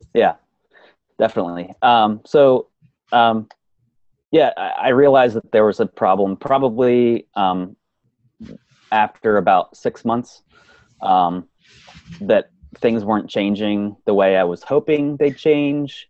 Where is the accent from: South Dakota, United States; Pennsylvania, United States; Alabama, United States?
Pennsylvania, United States; I was born and raised in Pennsylvania.